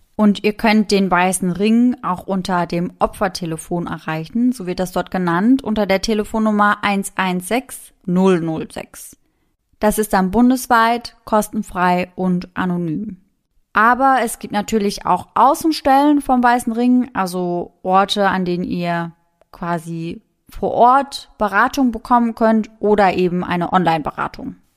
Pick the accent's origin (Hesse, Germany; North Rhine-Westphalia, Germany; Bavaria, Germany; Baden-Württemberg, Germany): Baden-Württemberg, Germany; Mannheim; bei uns in Mannheim